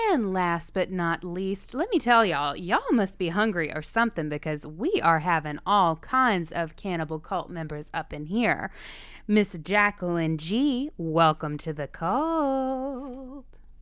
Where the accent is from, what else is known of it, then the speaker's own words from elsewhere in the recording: Virginia, United States; I grew up in Virginia.